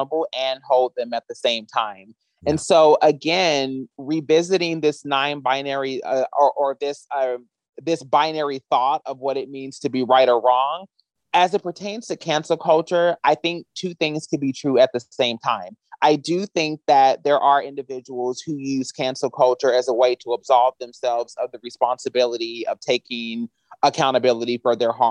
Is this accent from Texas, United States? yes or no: no; Kentucky, United States; now in Los Angeles, United States; I'm from Kentucky.